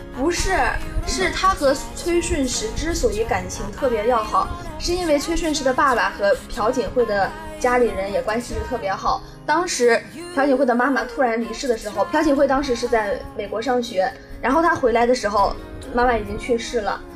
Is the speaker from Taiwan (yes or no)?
no; northern China, China; now in Nanyang, China; 我是北方人